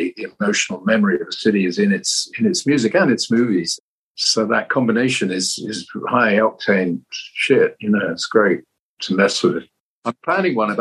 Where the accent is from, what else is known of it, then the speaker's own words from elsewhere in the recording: London, United Kingdom; it was about my hometown.